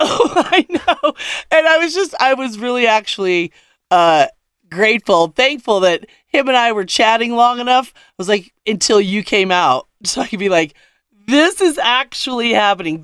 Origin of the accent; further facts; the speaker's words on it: Denver, Colorado, United States; I'm from Denver